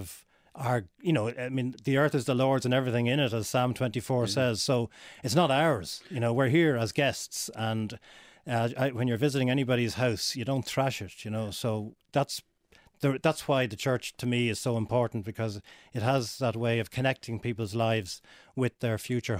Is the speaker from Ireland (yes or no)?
yes; Dublin, Leinster, Ireland; whether it was Rathfarnham Church growing up in Dublin or in Balbriggan, St. George's Church was very much part of my life